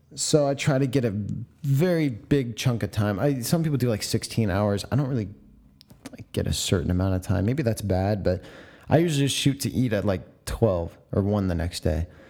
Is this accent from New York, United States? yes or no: no; San Diego, California, United States; my hometown of San Diego.